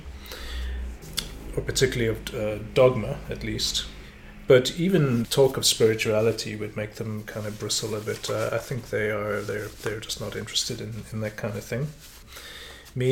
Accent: Cape Town, Western Cape, South Africa; also born or lived in Boston, United States; In Cape Town

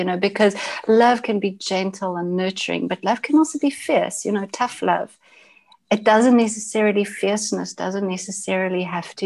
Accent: Johannesburg, Gauteng, South Africa; accent: South African English; I was born in Johannesburg, South Africa

